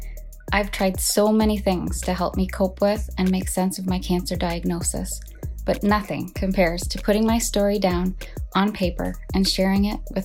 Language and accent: English; Ontario, Canada; I'm from Ontario, Canada.